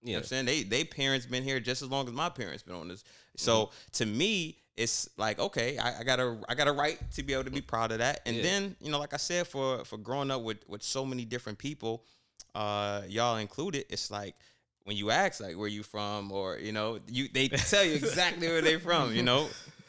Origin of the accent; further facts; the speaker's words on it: United States; I grew up in America. I'm American, right?